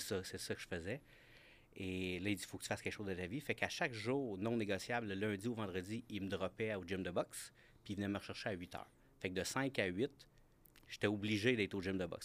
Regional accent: Granby, Quebec, Canada; je viens de la région de Granby

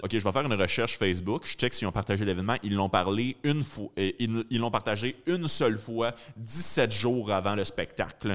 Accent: Rawdon, Quebec, Canada; je viens de Rawdon

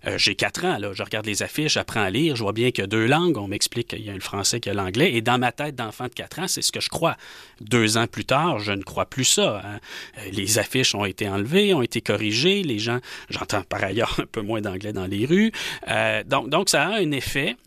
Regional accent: Rouyn-Noranda, Quebec, Canada; j'ai grandi à Rouen-Noranda

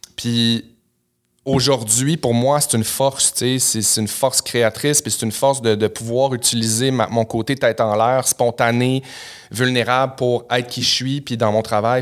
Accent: Chicoutimi, Quebec, Canada; je viens de Chicoutimi au Saguenay

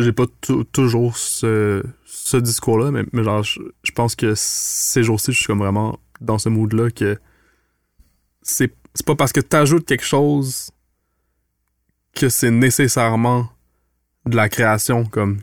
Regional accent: Montreal, Quebec, Canada; moved away as an adult; now in Quebec City, Canada; j'ai grandi à Montréal. je suis un petit gars du plateau Mont-Royal.

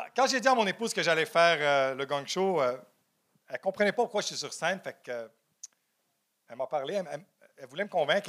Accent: Montreal, Quebec, Canada; Je suis né à Ville-Saint-Laurent.

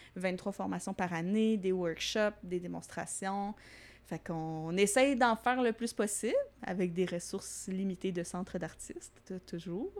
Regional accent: Longueuil, Quebec, Canada; also born or lived in Varennes / Saint-Lambert; moi, je viens principalement de la rive sud. Je me suis promenée un petit peu, mais euh, je suis née à Varennes. Puis après ça, j'ai habité plus euh, Saint-Lambert, euh, Longueuil.

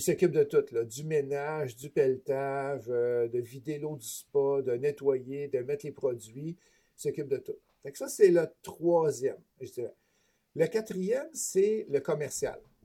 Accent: Beauce, Quebec, Canada; accent: Beauceron; moved away; also born or lived in Toronto; je suis originaire de la Beauce, fait que si vous entendez des mots bizarres des fois dans ma bouche, ben, c'est mon accent beauceron que j'ai pas tout à fait perdu encore

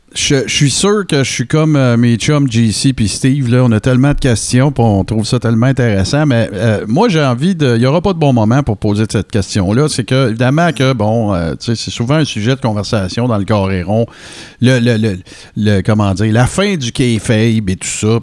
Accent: Abitibi-Témiscamingue, Quebec, Canada; je viens d'une région, là, je viens de l'Abitibi-Témiscamingue

